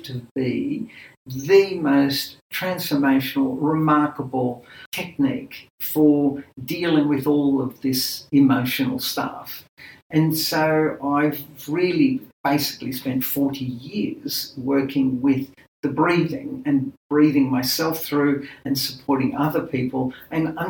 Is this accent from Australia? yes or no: yes; Australia; I was born in Australia, my parents are Greek